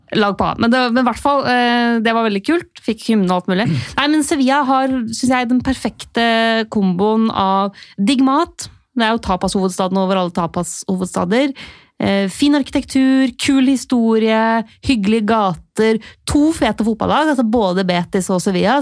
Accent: Lillehammer, Innlandet, Norway; begynne å bare kalle meg selv Lillehammer

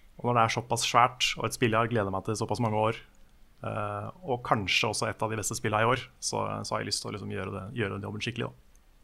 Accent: Norway; jeg er norsk

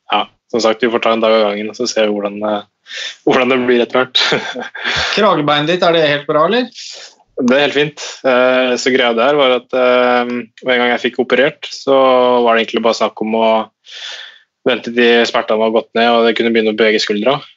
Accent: Norway; gjorde en vurdering på at det er like greit for meg å være her som var hjemme i Norge, egentlig.

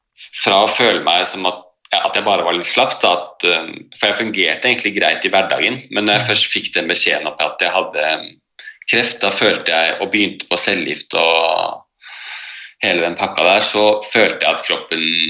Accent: Oslo, Norway; Jeg er født og oppvokst i, i Oslo.

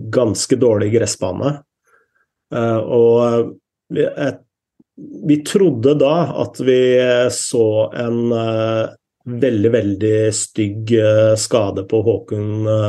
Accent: Norway; her hjemme i Norge

